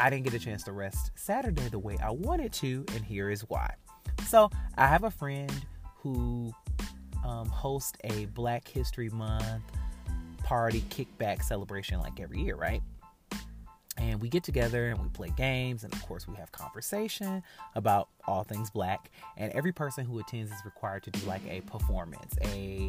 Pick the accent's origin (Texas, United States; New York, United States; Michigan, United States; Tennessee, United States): Michigan, United States; Detroit; now in Atlanta, United States; I'm from Detroit, so I know hood malls. Northland, Eastland